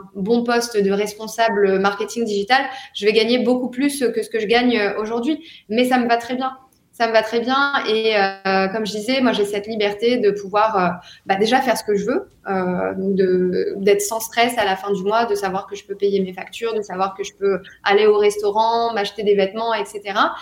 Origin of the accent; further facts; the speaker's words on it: France; moved away as an adult; now in Dubai, United Arab Emirates; en tant que Français